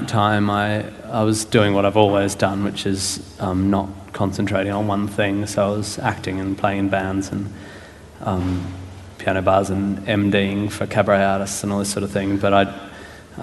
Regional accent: Perth, Western Australia, Australia; moved away as an adult; also born or lived in Melbourne, Australia / Fremantle, Australia; growing up in Perth and then living in Melbourne

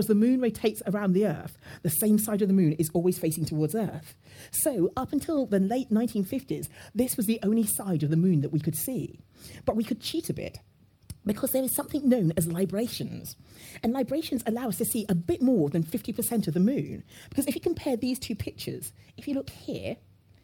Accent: London, United Kingdom; my father moved to the UK, and I was brought up in London

